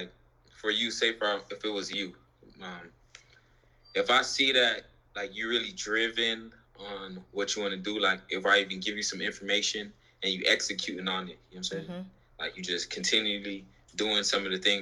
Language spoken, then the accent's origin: English; Jamaica; I'm Jamaican